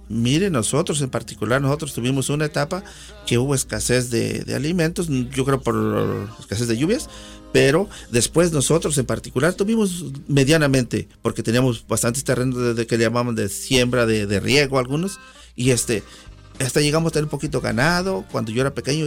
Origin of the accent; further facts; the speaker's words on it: San Simón Almolongas, Oaxaca, Mexico; now in United States; Yo soy originario del estado de Oaxaca, en particular mi pueblito, como dicen allá, se llama ah, San Simón Almolongas, perteneciente al distrito de Miahuatlán